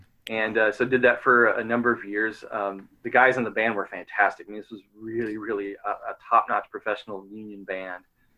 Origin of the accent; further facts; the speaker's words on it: New York, United States; also born or lived in Paducah, Kentucky; started, like most brass players, beginning band back in Paducah, Kentucky. Where I started, although I'm from New York, central New York